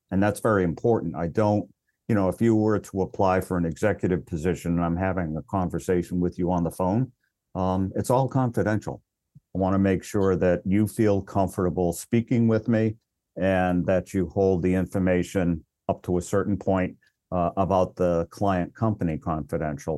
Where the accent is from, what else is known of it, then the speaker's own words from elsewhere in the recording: Worcester, Massachusetts, United States; also born or lived in Hyannis, Massachusetts; born and raised in Massachusetts, actually grew up in Worcester